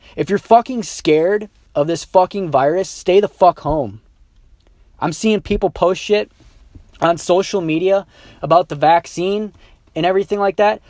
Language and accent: English; United States